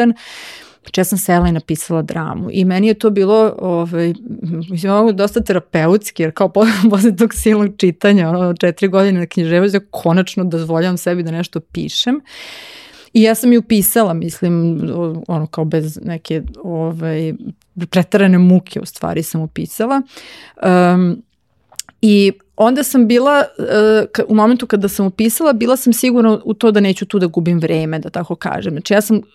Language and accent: Croatian; Novi Sad, Vojvodina, Serbia; moved away; also born or lived in Belgrade; ja sam komparativnu književnost završila u Novom Sadu i dramaturgiju isto, ja sam iz Novog Sada